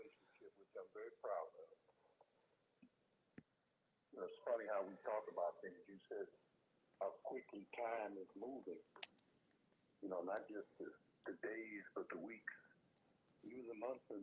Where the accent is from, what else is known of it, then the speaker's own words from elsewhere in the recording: Chicago, Illinois, United States; born and raised in Chicago, was an original South Sider. I was born on the South Side of Chicago and raised there